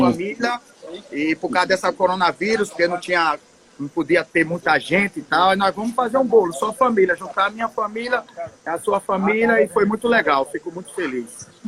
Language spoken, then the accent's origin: Portuguese; Atalaia, Brazil; moved away; Eu, eu saí de Atalaia e disse: um dia eu volto para minha terra de origem.